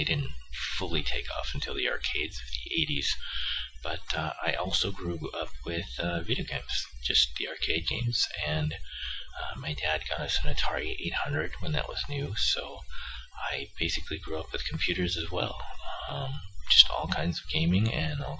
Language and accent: English; San Francisco Bay Area, California, United States; I grew up in the San Francisco Bay Area in California